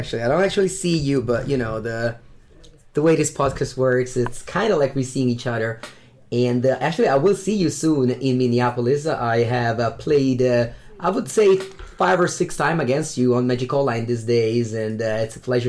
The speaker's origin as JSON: {"language": "English", "country": "Italy", "said": "Hello everybody, and welcome to episode 30 of Competitive Magic with the Karnies."}